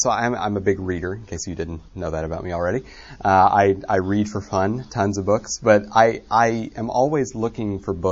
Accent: just north of Little Rock, Arkansas, United States; I grew up in Arkansas, just north of Little Rock

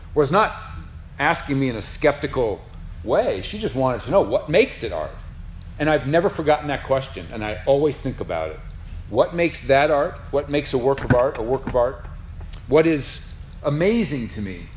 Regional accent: Lincoln, Nebraska, United States; moved away; I grew up in Lincoln, which, I mean, they're all small towns in Nebraska.

